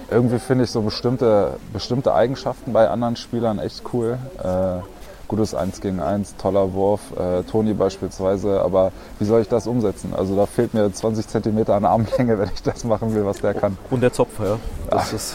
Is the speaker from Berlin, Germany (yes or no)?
yes; Berlin, Germany; born there; now in Erlangen, Germany; Geboren in Berlin-Neukölln.